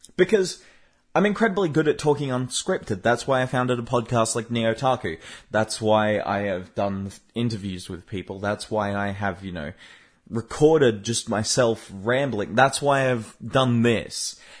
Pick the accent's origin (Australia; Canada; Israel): Australia; I'm an Australian